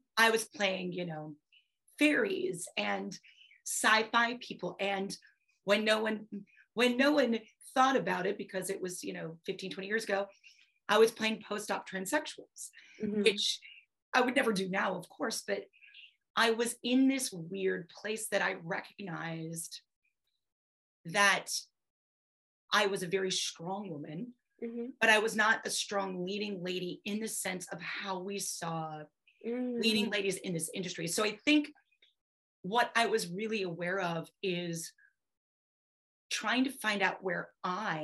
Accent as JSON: {"language": "English", "region": "Wisconsin", "country": "United States", "said": "I'm Eastern European. I'm from Wisconsin. I am farm strong"}